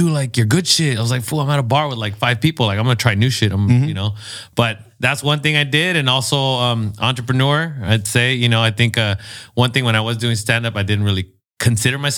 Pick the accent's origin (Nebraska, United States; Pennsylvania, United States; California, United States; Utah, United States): California, United States; National City; also born or lived in Los Angeles; I wouldn't call myself a native because I wasn't born there, but I was raised in National City.